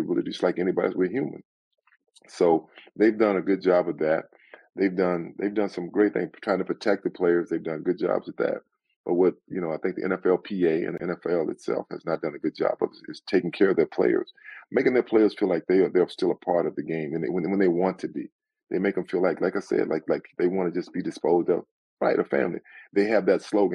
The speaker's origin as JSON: {"language": "English", "town": "Sealy", "region": "Texas", "country": "United States", "tie": "born or raised there", "moved": "as an adult", "lives_now": "Southern California, United States", "said": "I'm from a small town. At that time, it was 2,000 people. It's a lot bigger now, but you know, I love growing up in Texas."}